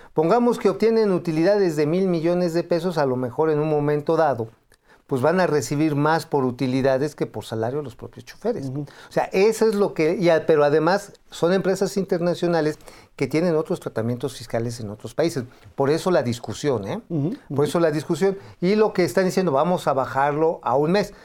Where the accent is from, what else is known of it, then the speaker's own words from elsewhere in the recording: Tula, Hidalgo, Mexico; hacia Tula, de donde soy. Ajá, de allá yo soy, yo soy oriundo de esa zona